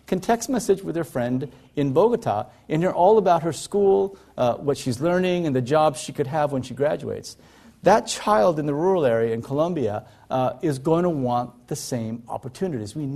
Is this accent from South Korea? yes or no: yes; South Korea; born there; I was born in South Korea in 1959.